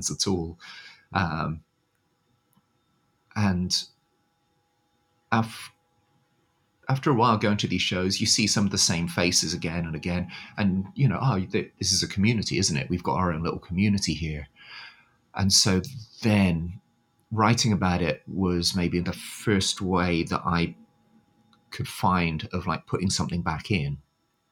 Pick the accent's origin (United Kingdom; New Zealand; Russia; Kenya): United Kingdom; moved away as an adult; now in Tokyo, Japan